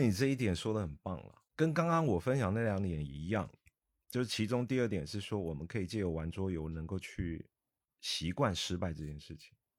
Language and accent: Chinese; Taiwan; now in Guangzhou, China; 我来自台湾，那我在，呃，内地生活也非常多年了。我现在都称呼自己是，来自台湾的广州人嘛，啊，因为广州已经像是我第二个家了